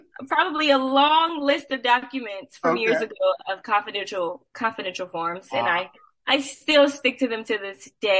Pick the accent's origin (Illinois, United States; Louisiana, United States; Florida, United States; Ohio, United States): Louisiana, United States; New Orleans; I am originally from New Orleans.